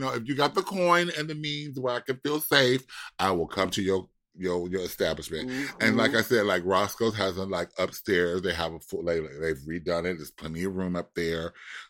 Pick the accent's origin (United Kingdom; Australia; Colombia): United Kingdom; Manchester, North West England; Oh my God. I'm from Manchester.